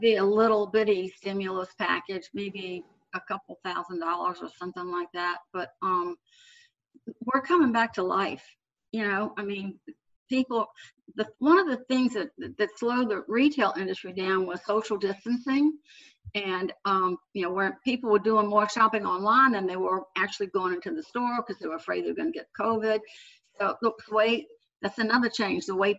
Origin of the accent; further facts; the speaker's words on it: New Orleans, Louisiana, United States; I was growing up in New Orleans.